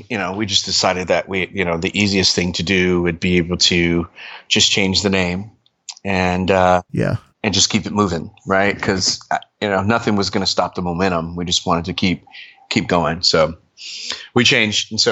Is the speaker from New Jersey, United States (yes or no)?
yes; Trenton, New Jersey, United States; born there; I grew up kind of all over. I was born in Trenton, New Jersey and um, my mom was uh, in the army, and we kind of traveled all over. We lived overseas